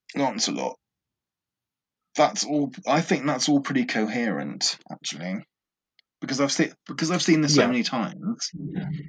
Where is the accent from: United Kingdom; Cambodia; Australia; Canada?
United Kingdom; England; because I'm English and I grew up kind of with the legends of King Arthur as a child